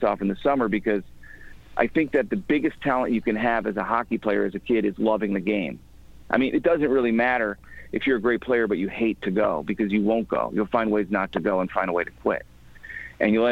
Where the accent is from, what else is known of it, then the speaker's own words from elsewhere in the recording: outside of Chicago, Illinois, United States; also born or lived in New York; now in Connecticut, United States; I grew up outside of Chicago, and then I was living in New York for a long time. And then I moved to Connecticut